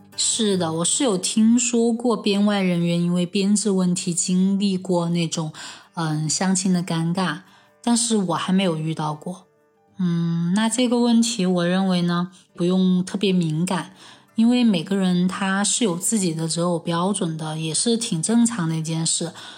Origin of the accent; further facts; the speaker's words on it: Chengdu, Sichuan, China; 我从小在成都长大，现在也在成都工作